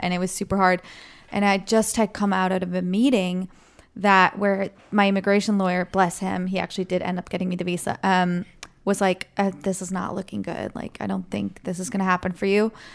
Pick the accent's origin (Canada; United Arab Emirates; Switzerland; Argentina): Switzerland; moved away as an adult; now in United States; I'm from Switzerland, And I moved here five years ago.